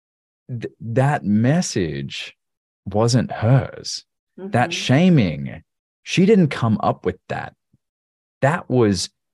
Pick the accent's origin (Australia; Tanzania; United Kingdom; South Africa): Australia; now in Tennessee, United States; where I grew up in Australia